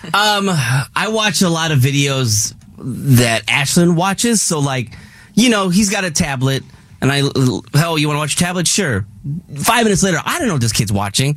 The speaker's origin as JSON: {"language": "English", "region": "Midwest", "country": "United States", "said": "in the Midwest we call it pop"}